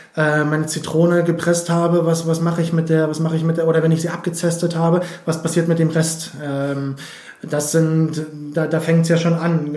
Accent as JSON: {"language": "German", "region": "Berlin", "country": "Germany", "tie": "born or raised there", "also_born_or_lived": "Switzerland", "said": "ich bin ansässig in Berlin, äh, bin geboren in Berlin, beziehungsweise kurz vor Berlin"}